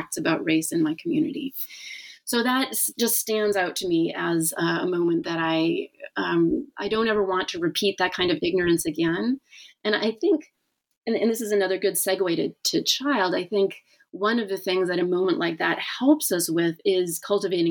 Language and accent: English; the North, United States; also born or lived in Boston; I've always lived in the North